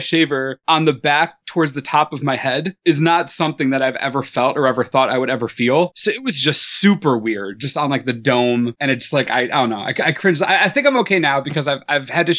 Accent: upstate New York, United States; I grew up in a super tiny, ridiculously small town in upstate New York

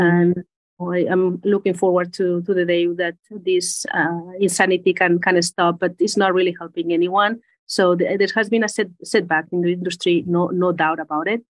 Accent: Spain; English is a second language; moved away as an adult; also born or lived in United States / Geneva, Switzerland; I'm originally from Spain. Uh, mm. Maybe you hear from the accent

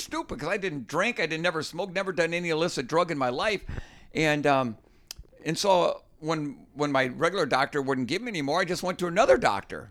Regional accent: Minnesota, United States; When I grew up fishing in Minnesota, ice fishing, it was sitting on a five-gallon bucket

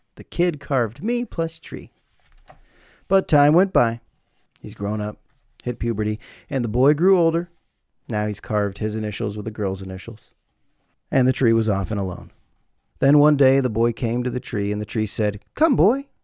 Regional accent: United States

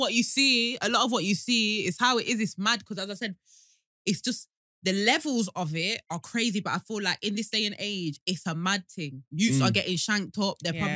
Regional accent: Leicester, East Midlands, United Kingdom; I'm from Highfield.

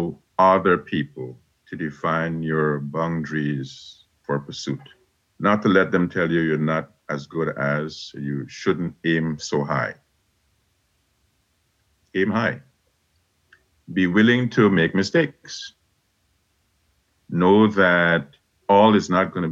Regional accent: Guyana; now in United States; growing up in Guyana

